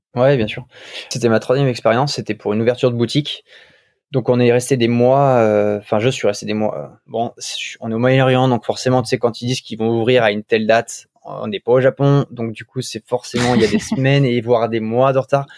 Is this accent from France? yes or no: yes; France; moved away as an adult; also born or lived in Paris / London / Kuwait / Tokyo; c'était mon pays, j'étais avec des Français